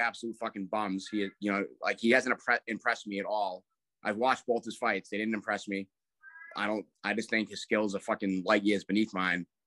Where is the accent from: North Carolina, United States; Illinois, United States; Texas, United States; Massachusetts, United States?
Massachusetts, United States; Braintree; They took a bus from Braintree, where we're from